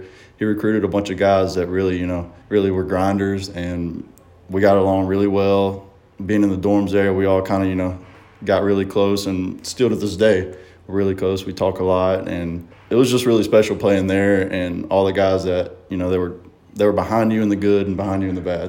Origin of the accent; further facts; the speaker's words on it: Gulfport, Mississippi, United States; Going up to different states, I have to kind of tell them I'm from Gulfport because they really don't know where Saucier's